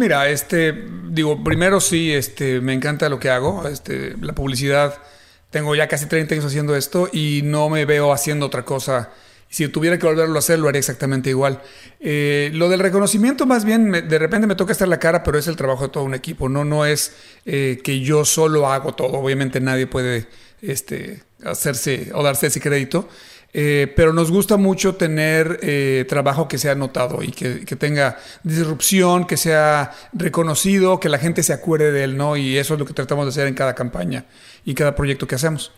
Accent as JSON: {"language": "Spanish", "country": "Mexico", "moved": "yes", "lives_now": "Dallas-Fort Worth, United States", "said": "siendo yo mexicano"}